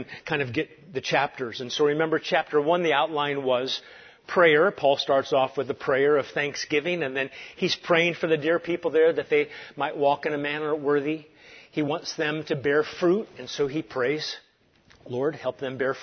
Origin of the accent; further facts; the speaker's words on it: Galilee, Israel; moved away; also born or lived in Santa Cruz, California; I'm a kid from Galilee